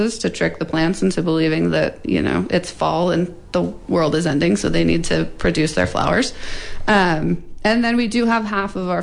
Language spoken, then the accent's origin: English; Southern Oregon, United States; moved away as an adult; now in Humboldt County, United States; I'm from Southern Oregon